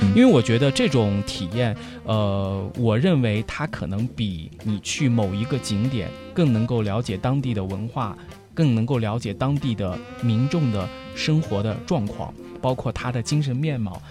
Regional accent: China; 我是来自中国的学生

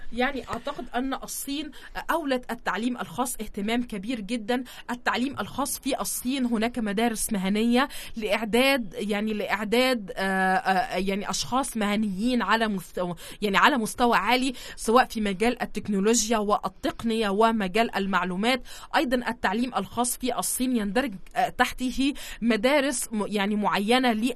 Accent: Egypt; عندنا في مصر

